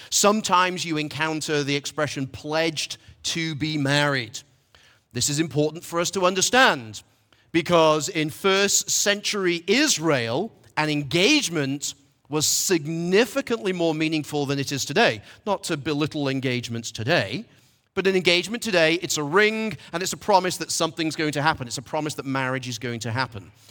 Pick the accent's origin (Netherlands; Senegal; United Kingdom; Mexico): United Kingdom; Manchester, North West England; now in Asheville, United States; I'm from Manchester, England